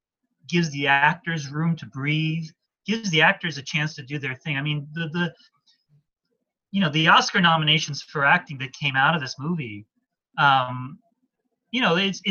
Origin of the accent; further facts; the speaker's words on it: Washington, District of Columbia, United States; there's a comfort food quality to it because I grew up in Washington, D.C., so I love movies set in Washington, D.C.